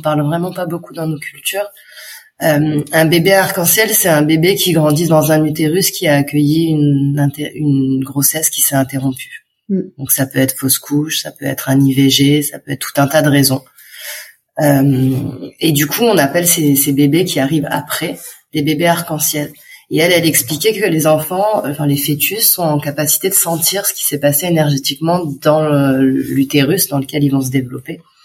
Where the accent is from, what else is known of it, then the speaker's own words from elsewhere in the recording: France; moved away as an adult; also born or lived in Dax; Nous, on est de Montpellier, et de Nice